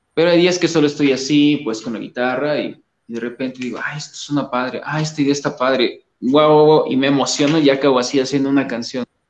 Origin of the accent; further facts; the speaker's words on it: Coatepec, Veracruz, Mexico; moved away as an adult; now in Mexico City, Mexico; pues yo soy de originario de, un lugar que se llama Coatepec, Veracruz, no soy de la Ciudad de México, sino soy veracruzano.